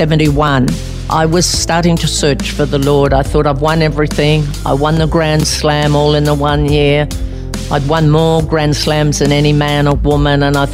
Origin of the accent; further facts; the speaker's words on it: Albury, New South Wales, Australia; Well, I was born in Albury, New South Wales, and it was a great tennis centre. I happened to live across the road from 24 grass tennis courts